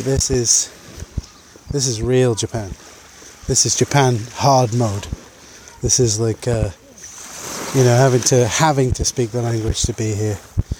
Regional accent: United Kingdom; because we're British.

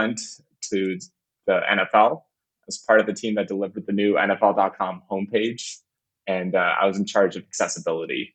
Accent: Canada; moved away as an adult; also born or lived in Windsor; I'm originally from Canada.

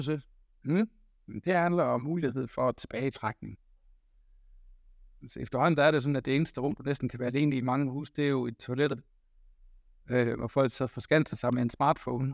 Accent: the Marsh, Southern Denmark, Denmark; Nu kommer jeg fra masken af, så, så der kan jeg føle mig hjemme

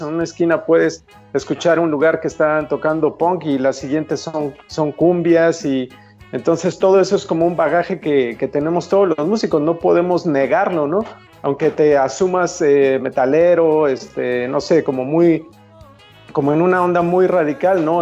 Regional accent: Mexico; como mexicano

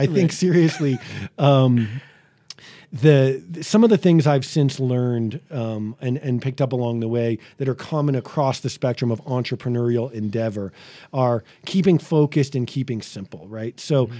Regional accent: Boston, Massachusetts, United States; I grew up in Boston, right? So it's probably the most segregated city in America, at least in the 80s.

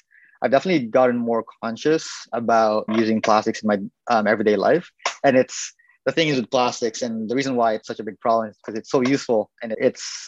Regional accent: Philippines; I'm obviously Filipino

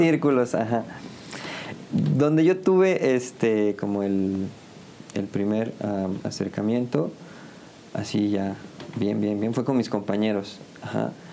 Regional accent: San Juan, Mexico; also born or lived in Ciudad Victoria, Tamaulipas; yo soy originario, originalmente, valga la redundancia, de Ciudad Victoria, Tamaulipas pero me vine a vivir aquí a San Juan desde los cinco

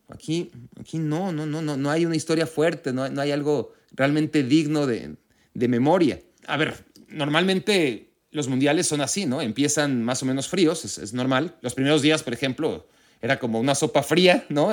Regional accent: Mexico; siendo mexicano

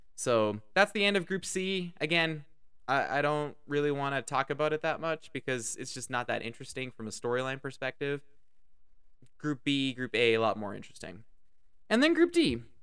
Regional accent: Canada; As a Canadian

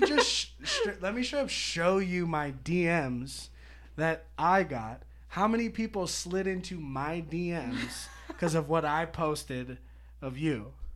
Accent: Petaluma, California, United States; I grew up in Petaluma, blocks away from Lagunitas

